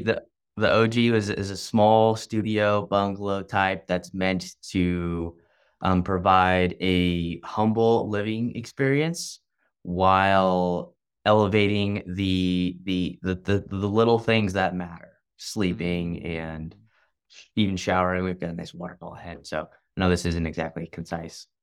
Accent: Long Beach, California, United States; moved away as an adult; now in San Diego, United States; I'm originally from Long Beach, but moved down here whenever I, I joined the Navy

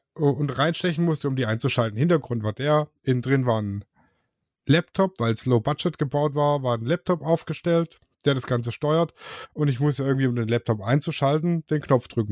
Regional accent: Swabia, Germany; Ich bin ja Schwabe.

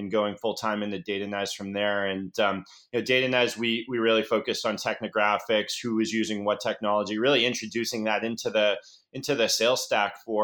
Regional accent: Boston, Massachusetts, United States; moved away as an adult; also born or lived in San Francisco; I'm a Boston boy born and bred.

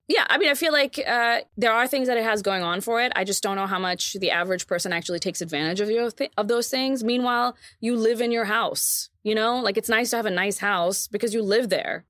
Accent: Texas, United States; moved away; when we were in my, in my hometown

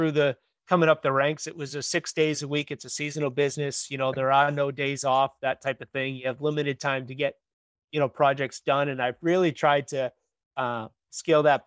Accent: Woburn, Massachusetts, United States; now in Wakefield, United States; I grew up in Woburn. I live in Wakefield, Mass now, but I grew up in Woburn

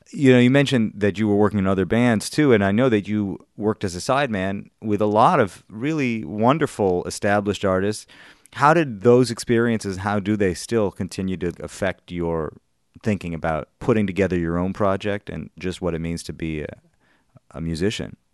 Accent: Madison, Wisconsin, United States; moved away; Madison, Wisconsin, where I'm from

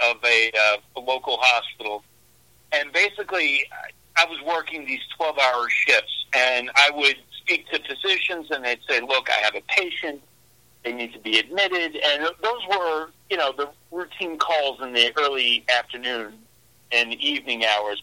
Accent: New York City, New York, United States; moved away as an adult; also born or lived in Long Island, New York; now in Midwest, United States; born and raised in Brooklyn, lived on Long Island

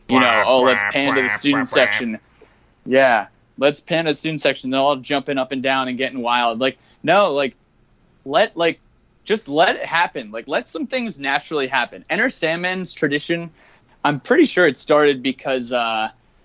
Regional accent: New Jersey, United States; I'm from New Jersey

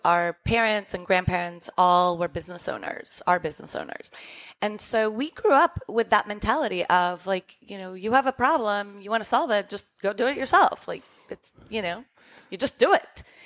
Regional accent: Costa Rica; moved away; we grew up in Costa Rica

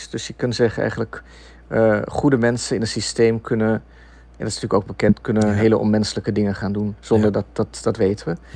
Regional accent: Netherlands; moved away; ik, ik ben ooit weggegaan uit Nederland. Mijn ouders waren zelf ook migranten, gedwongen migranten.

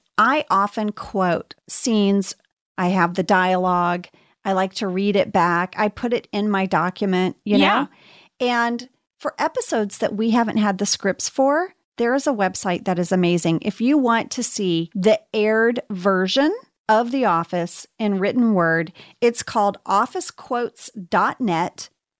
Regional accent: St. Louis, Missouri, United States; I'm from St. Louis.

